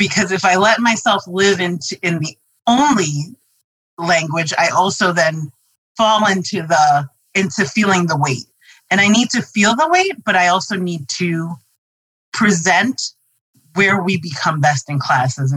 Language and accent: English; New York City, New York, United States; going to New York City public schools